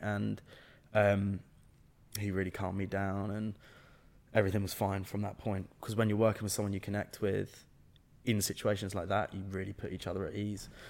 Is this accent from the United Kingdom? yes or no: yes; England, United Kingdom; I was the only English man, or only English person on the set playing Scottish